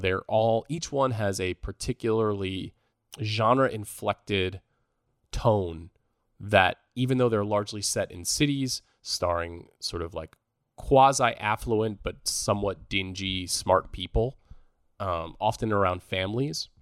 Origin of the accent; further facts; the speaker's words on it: New York, United States; moved away; I'm, I'm from New York, uh, originally